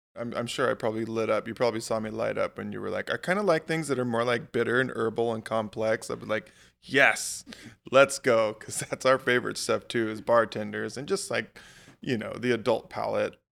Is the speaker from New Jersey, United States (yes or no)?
no; Hawaii, United States; moved away as an adult; also born or lived in Alaska; I, I grew up in Hawaii